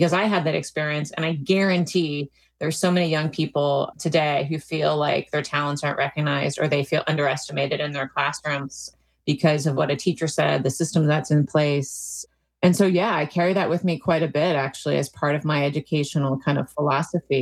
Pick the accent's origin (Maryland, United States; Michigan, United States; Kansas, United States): Maryland, United States; also born or lived in Washington, D.C.; I grew up in Maryland and was born in Washington, D.C.